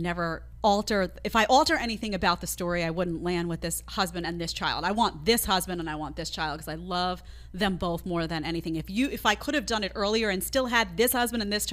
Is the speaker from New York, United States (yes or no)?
yes; New York City, New York, United States; I grew up in Staten Island, not in Manhattan